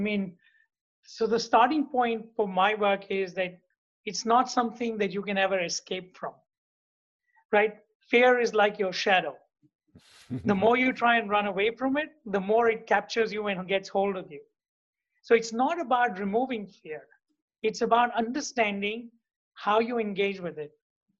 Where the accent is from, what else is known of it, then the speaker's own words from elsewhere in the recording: India; also born or lived in Hungary / United States / South Africa / Dubai; now in New York, United States; So I'm originally from India. I'm the son of a physicist.